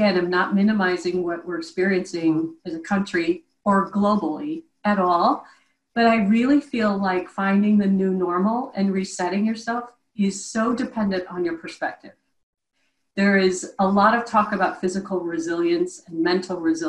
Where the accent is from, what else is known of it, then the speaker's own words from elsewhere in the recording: Midwest, United States; I'm from the Midwest, stone cold heart of the Midwest, and was raised by very practical parents